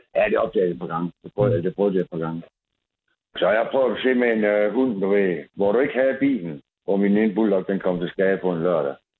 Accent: Aarhus, Central Denmark Region, Denmark; moved away as an adult; now in Randers, Denmark; jeg kommer fra Aarhus

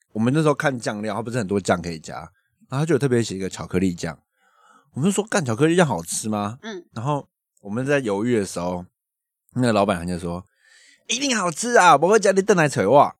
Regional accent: Yilan County, Taiwan; 我们宜兰人就是好客

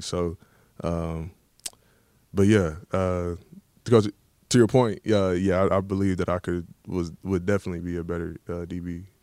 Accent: Dallas, Texas, United States; moved away as an adult; now in Baltimore, United States; I'm from Dallas, uh, grew up watching the Cowboys

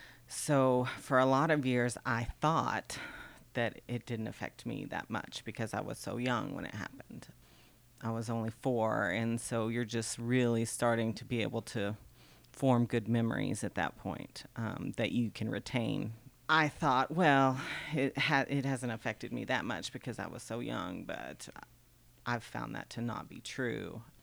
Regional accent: Richland Springs, Texas, United States; Richland Springs, Texas.

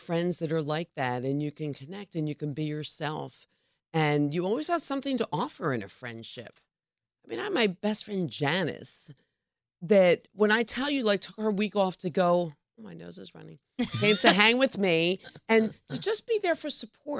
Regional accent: Philadelphia, Pennsylvania, United States; I mean, I'm originally from Philadelphia

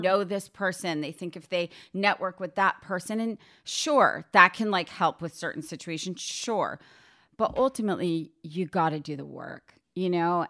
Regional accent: a suburb of New York City, United States; I grew up in a suburb of New York City, but I was thirty minutes from the city

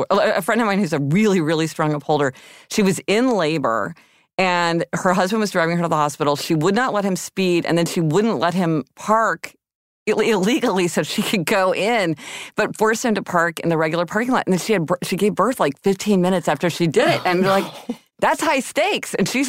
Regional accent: Missouri, United States; Okay, I'm from Missouri.

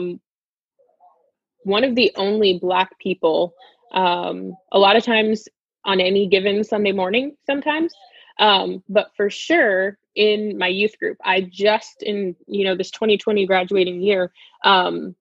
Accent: South Florida, United States; growing up in South Florida

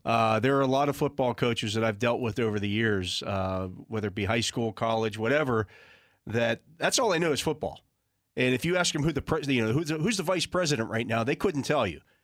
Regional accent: Western Pennsylvania, United States; I didn't grow up in Pittsburgh per se. I grew up in Western Pennsylvania, but not Pittsburgh

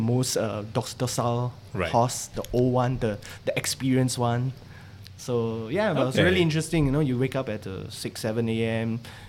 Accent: Singapore; Singaporeans don't need visa.

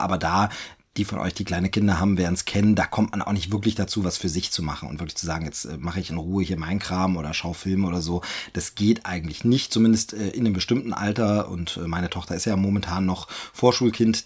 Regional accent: eastern Germany, Germany; moved away as an adult; ich ja aus meiner Heimat weggezogen bin, äh, aus dem Osten Deutschlands hier äh, in den Süden gezogen bin

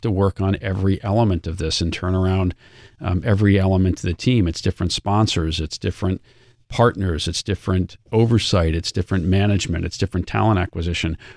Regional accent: outside of Boston, Massachusetts, United States; I grew up outside of Boston and I was a Red Sox supporter

